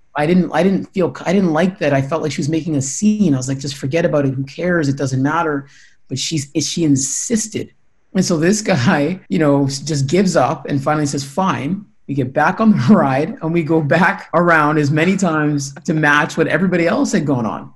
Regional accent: Winnipeg, Manitoba, Canada; I grew up in St. Norbert, just, just south of the city.

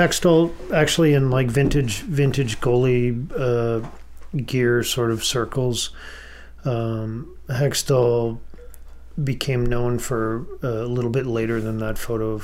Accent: Brandon, Manitoba, Canada; growing up in Brandon

